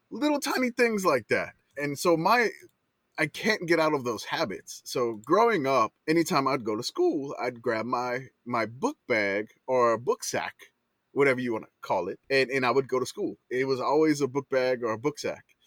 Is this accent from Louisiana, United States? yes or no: yes; New Orleans, Louisiana, United States; now in San Antonio, United States; I grew up in New Orleans